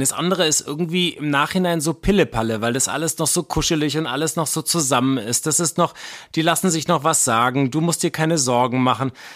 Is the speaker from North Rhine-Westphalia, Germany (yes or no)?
yes; Wuppertal, North Rhine-Westphalia, Germany; ich bin tagelang als kleiner Junge im Wald rumgelaufen, auch in Wuppertal